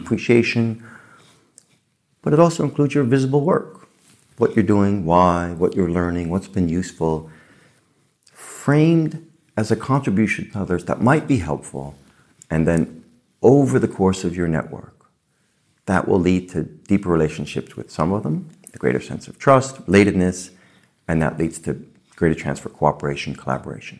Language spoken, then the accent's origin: English; New York City, New York, United States; I grew up in the Bronx, with, you know, lower middle class parents